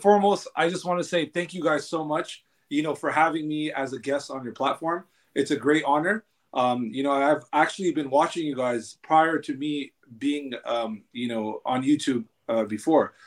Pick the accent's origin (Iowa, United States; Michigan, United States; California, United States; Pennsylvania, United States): California, United States; Los Angeles; I was born and raised in Los Angeles.